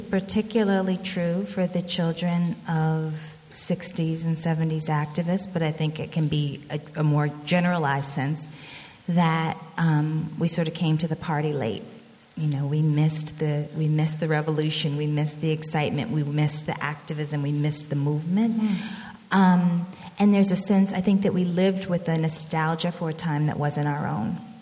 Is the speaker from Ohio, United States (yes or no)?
no; Birmingham, Alabama, United States; moved away; also born or lived in Boston; I was born in Birmingham, Alabama, as I said already, and my grandmother was my primary caretaker in the first couple of years.